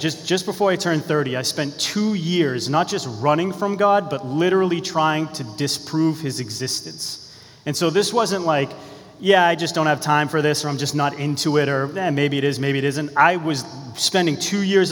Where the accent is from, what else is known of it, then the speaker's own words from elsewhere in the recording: Beverly, Massachusetts, United States; also born or lived in Danvers, Massachusetts; I was born in Beverly, Massachusetts. I'm from Beverly and Danvers, which is about an hour from here